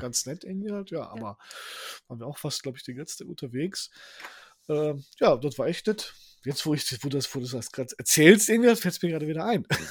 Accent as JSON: {"language": "German", "country": "Poland", "moved": "yes", "lives_now": "Herne, Germany", "said": "wir sind ja aus Polen"}